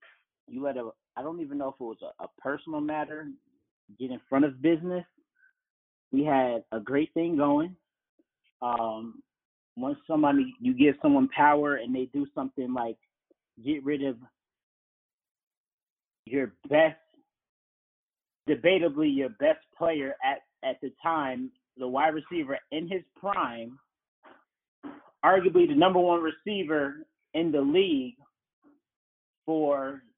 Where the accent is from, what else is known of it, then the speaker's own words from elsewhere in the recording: Houston, Texas, United States; I'm from Houston.